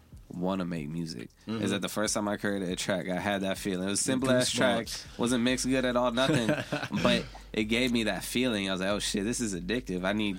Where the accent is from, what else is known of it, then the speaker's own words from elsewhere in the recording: Florida, United States; I'm from Florida